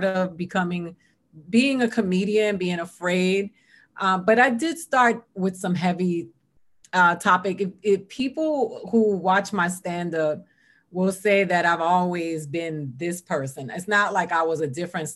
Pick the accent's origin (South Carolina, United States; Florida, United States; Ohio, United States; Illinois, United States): Florida, United States; Miami; also born or lived in New York; now in Los Angeles, United States; I grew up in Miami, Florida